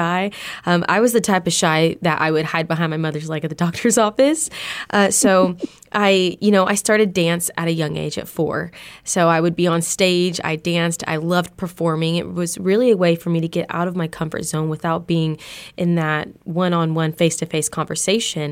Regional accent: Harrison, Arkansas, United States; I was in the third grade at Harrison Elementary School at Eagle Heights

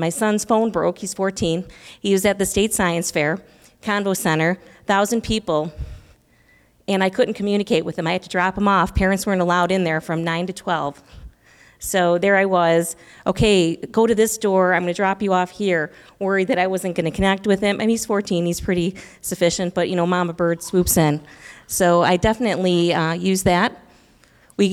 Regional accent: Buffalo, New York, United States; now in Illinois, United States; I'm from Buffalo, New York

